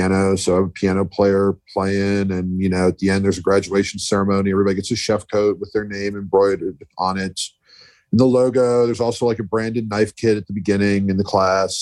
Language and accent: English; New York, United States; also born or lived in Philadelphia; now in New Orleans, United States; I moved here 11 years ago from Philadelphia. I grew up in New York